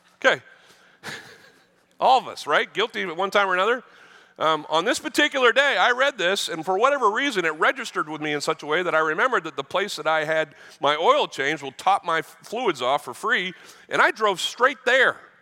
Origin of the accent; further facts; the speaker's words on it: the North, United States; now in Texas, United States; I, I grew up in the North